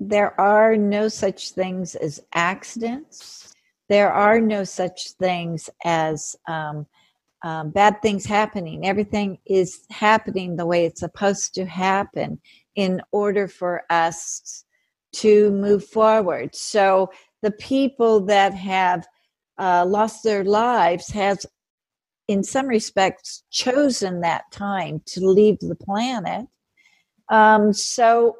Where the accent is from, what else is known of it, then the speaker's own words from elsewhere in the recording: California, United States; I'm a Californian